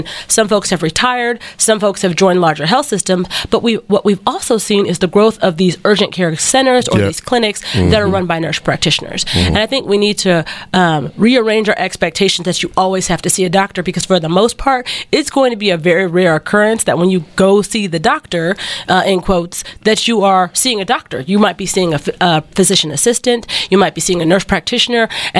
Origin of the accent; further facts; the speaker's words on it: Texarkana, Texas, United States; I'm where I grew up in Texarkana, I love it